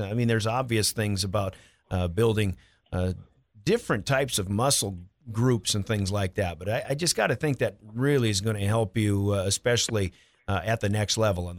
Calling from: Pierre, South Dakota, United States; I'm calling from Pierre

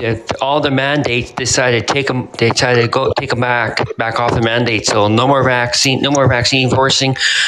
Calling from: Prince George, British Columbia, Canada; I'm calling from Prince George, BC, Canada.

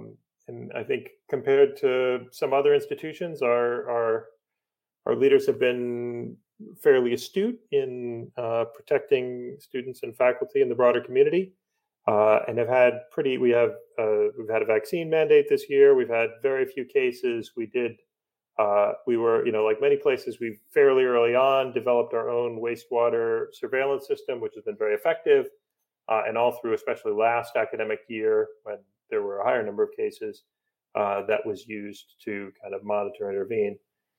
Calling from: Storrs, Connecticut, United States; So I'm calling from Storrs, Connecticut, the campus of the University of Connecticut, snowbound, which feels a little bit like Narnia right now.

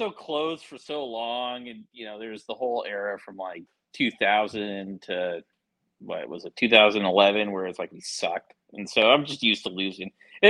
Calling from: Portland, Oregon, United States

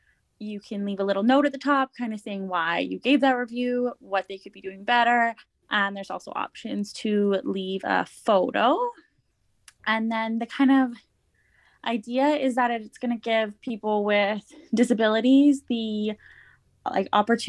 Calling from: Edmonton, Alberta, Canada; I'm joining from Edmonton, Alberta, which is Treaty 6 territory

